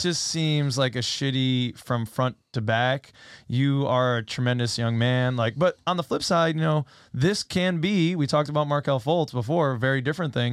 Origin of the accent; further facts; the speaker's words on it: Connecticut, United States; also born or lived in New Jersey; I lived in Jersey for a couple years, but I'm from Connecticut.